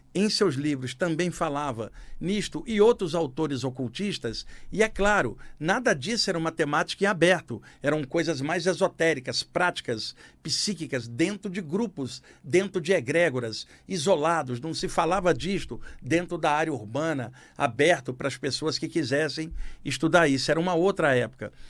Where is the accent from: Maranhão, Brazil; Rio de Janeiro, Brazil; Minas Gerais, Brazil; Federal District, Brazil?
Rio de Janeiro, Brazil; no Rio de Janeiro, onde eu cresci